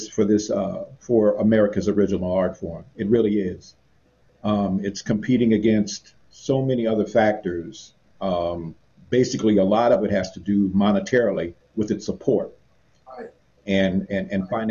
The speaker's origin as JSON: {"language": "English", "town": "Los Angeles", "region": "California", "country": "United States", "tie": "born or raised there", "said": "I grew up in Los Angeles"}